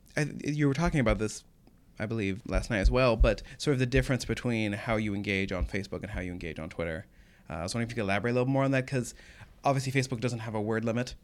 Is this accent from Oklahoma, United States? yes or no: yes; Oklahoma, United States; moved away; I'm from Oklahoma